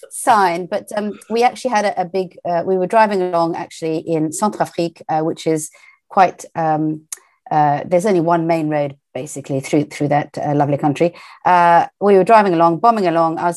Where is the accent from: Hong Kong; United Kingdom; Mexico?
United Kingdom; I grew up trilingual um, and finished my schooling in the UK. Um, I would say culturally, I'm British